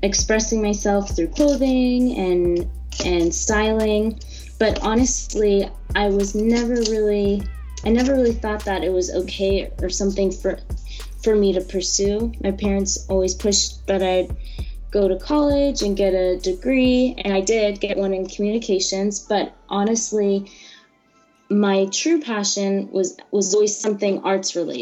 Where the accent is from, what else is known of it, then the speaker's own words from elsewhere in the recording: Jacksonville, Florida, United States; also born or lived in California / Orlando, Florida; I was born in California and moved to Jacksonville, Florida when I turned 10, and pretty much grew up there